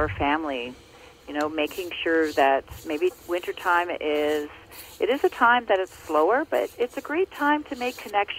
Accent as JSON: {"language": "English", "region": "Ontario", "country": "Canada", "tie": "born or raised there"}